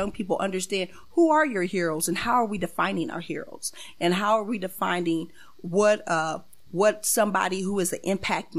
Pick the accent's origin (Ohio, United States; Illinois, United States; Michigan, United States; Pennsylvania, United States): Illinois, United States; Springfield; born and raised in Springfield